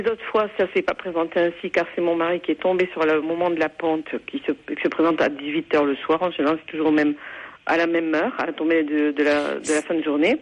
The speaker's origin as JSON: {"language": "French", "area": "Haute-Garonne", "region": "Occitania", "country": "France", "said": "je suis de la Haute-Garonne"}